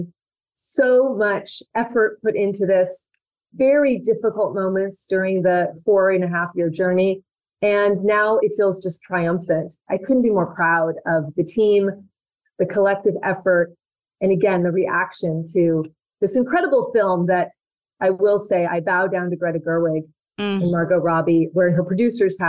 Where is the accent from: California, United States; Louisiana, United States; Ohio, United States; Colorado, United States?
California, United States; San Francisco; I grew up in Northern California in San Francisco